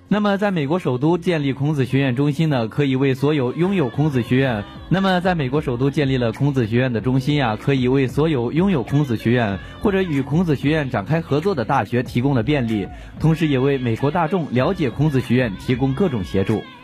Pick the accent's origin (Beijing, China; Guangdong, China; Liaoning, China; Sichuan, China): Guangdong, China; Foshan; 我家乡在广东佛山的